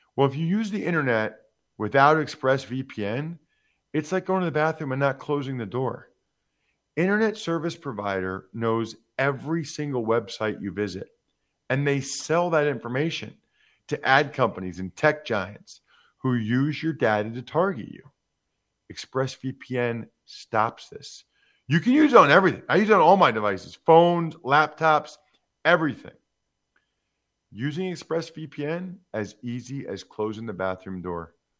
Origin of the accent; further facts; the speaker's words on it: Reading, Pennsylvania, United States; also born or lived in Harrisburg/Hershey, Pennsylvania; my hometown of Reading, Pennsylvania